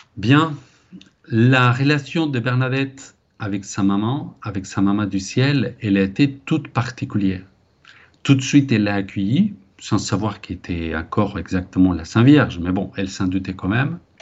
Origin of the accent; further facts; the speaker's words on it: Spain; ici un Espagnol qui vous parle